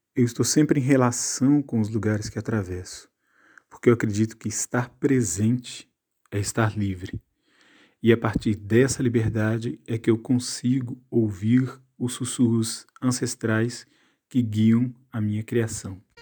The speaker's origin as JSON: {"language": "Portuguese", "town": "Contagem", "region": "Minas Gerais", "country": "Brazil", "tie": "born or raised there", "moved": "yes", "lives_now": "Normandy, France", "said": "nasci em Contagem, Minas Gerais, e vivo atualmente na Normandia, França"}